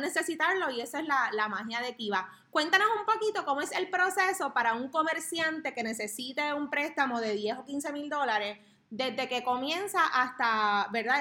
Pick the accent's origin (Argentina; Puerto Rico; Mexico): Puerto Rico; south; en el área sur, que es de donde yo soy, de donde somos